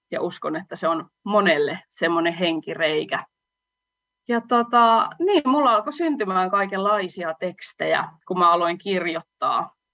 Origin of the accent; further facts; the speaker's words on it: Salla, Lapland, Finland; moved away as an adult; now in Oulu, Finland; laulaja lauluntekijä Oulusta. Mun juuret on tuolla Lapissa, Sallassa. Siellä mä oon syntynyt ja asunut melkein 20 vuotta, mutta nyt on sitten asettunut, olisinko mä noin kahdeksan vuotta asunut sitten Oulussa, eli oululaistunut laula- ja lauluntekijä